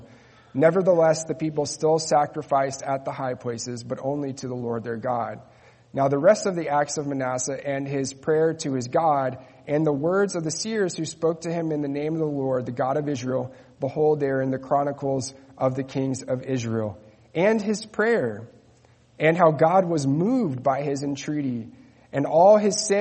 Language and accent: English; Netherlands; moved away; also born or lived in Spain; I grew up in the Netherlands